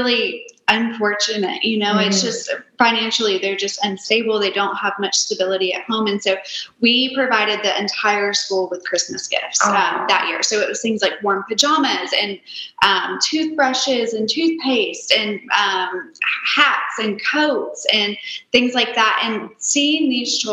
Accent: Nashville, Tennessee, United States; I am born and raised in Nashville

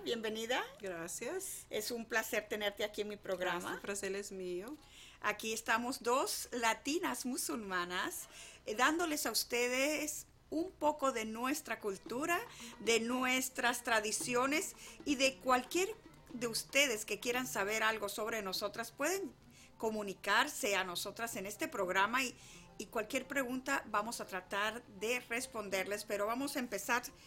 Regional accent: Venezuela; now in United States; yo nací en Venezuela y mis padres vivieron en un pueblo muy pequeño

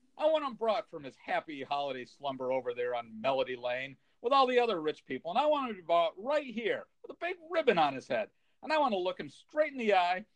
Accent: California, United States; I grew up in California

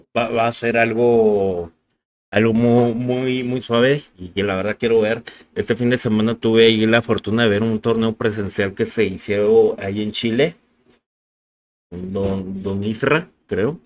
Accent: Mexico; como mexicanos nosotros

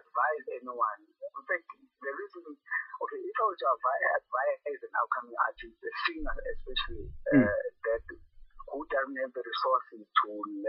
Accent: Soweto, Gauteng, South Africa; I'm born and bred in Soweto, Mbeni, National Park, which is also still in Soweto. And yeah, I'm a product of Soweto.

